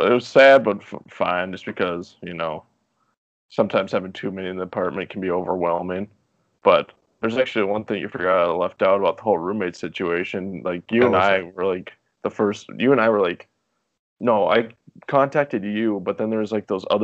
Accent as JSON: {"language": "English", "town": "Minot", "region": "North Dakota", "country": "United States", "said": "I'm from Minot, North Dakota, by the way, so you might hear a good accent."}